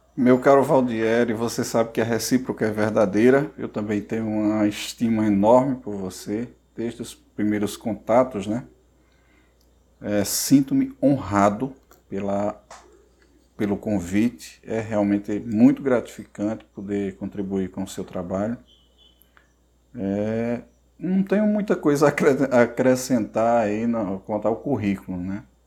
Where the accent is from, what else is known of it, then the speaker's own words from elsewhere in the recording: Barro, Ceará, Brazil; moved away as an adult; also born or lived in Cajazeiras, Paraíba; now in Paraíba, Brazil; eu nasci no Ceará, né? E aos 10 anos, eu morava na zona rural, aos 10 anos eu fui para a cidade, né? cidadezinha do interior do Ceará chamada Barro, e lá eu cursei todo o meu ensino fundamental e médio